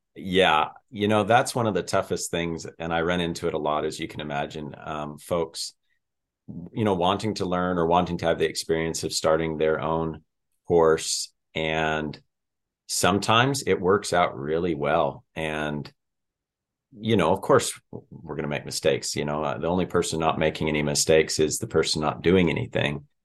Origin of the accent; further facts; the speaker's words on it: Colorado, United States; moved away; also born or lived in Montana; I'm originally from Colorado